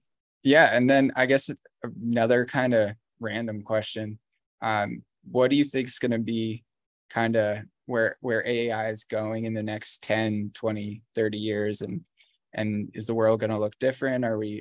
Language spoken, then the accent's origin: English; England, United Kingdom; I'm an English guy, I'm a writer